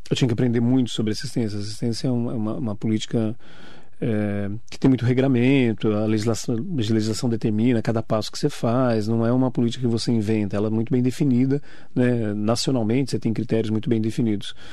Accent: Poá, São Paulo, Brazil; Sou de Poá, 52 anos de vida, sou lá de Poá, eu, minha esposa, minhas crianças

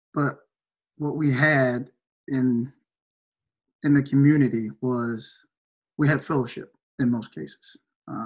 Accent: Greenville, South Carolina, United States; I'm originally from Greenville, South Carolina

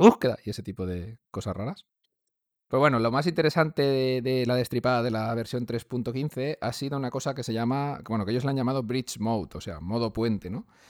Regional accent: Valencia, Valencian Community, Spain; soy de Valencia

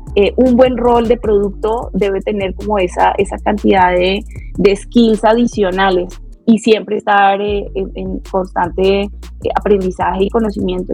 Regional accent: Bogotá, Colombia; moved away as an adult; now in Mexico; soy colombiana, así de pura cepa, eh, bogotana, rola. Eh, llevo cinco años, voy para seis años aquí en México.

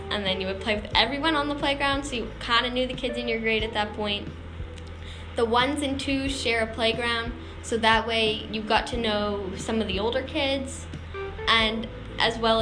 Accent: Sussex, New Brunswick, Canada; I was from Sussex Elementary School and I knew the kids from Sussex Elementary School

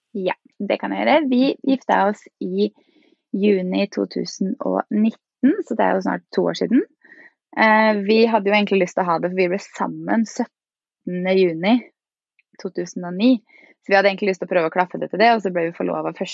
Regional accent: Fredrikstad, Østfold, Norway; moved away as an adult; now in Oslo, Norway; Jeg er fra Fredrikstad og bor nå i Oslo.

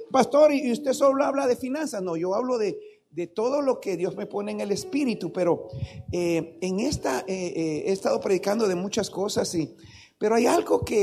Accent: Tandil, Buenos Aires Province, Argentina; vengo, vengo allá de Tandil, luego me fui a la ciudad y luego me vine para acá

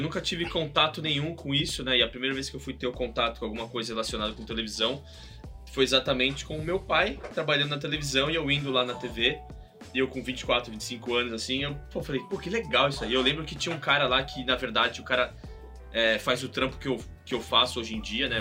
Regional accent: São Paulo, Brazil; moved away as an adult; now in United States; eu sou de São Paulo, é, do bairro da Saúde, onde cresci, fui criado

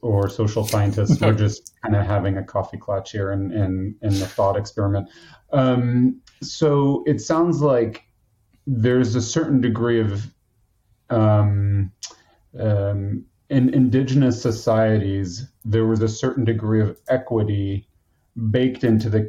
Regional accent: United States; I'm an American

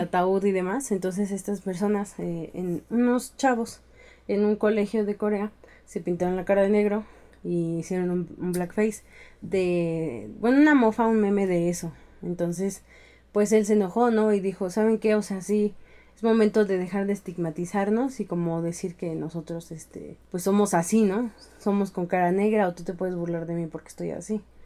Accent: Mexico; nosotros somos tequila, mariachi

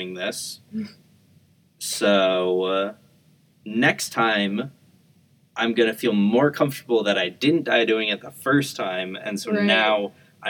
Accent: Chicago, Illinois, United States; I grew up around Chicago

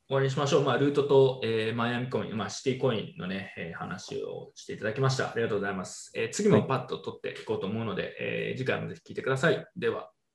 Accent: Tsukuba, Ibaraki, Japan; 出身の筑波でやったするじゃないですか

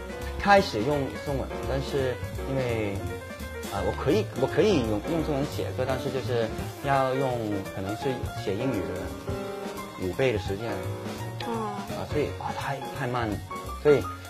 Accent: Hong Kong; 我从香港过来

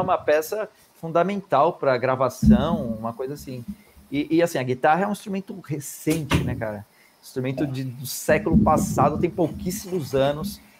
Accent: Brazil; a gente é brasileiro

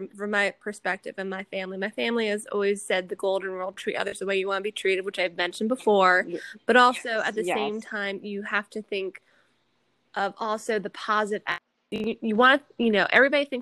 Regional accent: Detroit, Michigan, United States; I grew up in Michigan in the Detroit area

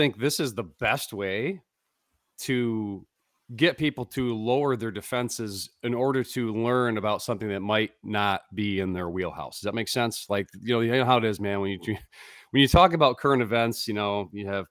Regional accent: near Detroit, Michigan, United States; where you and I grew up, near the D of Detroit, Michigan

